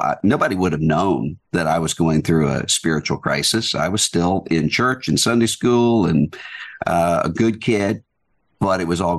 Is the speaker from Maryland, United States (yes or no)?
no; Biloxi, Mississippi, United States; Well, I grew up in a really good, close-knit church community, Southern Baptist Church, all of my life